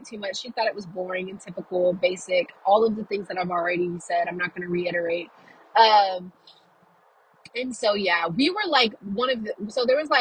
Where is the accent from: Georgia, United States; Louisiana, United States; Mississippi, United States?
Louisiana, United States; I'm from Louisiana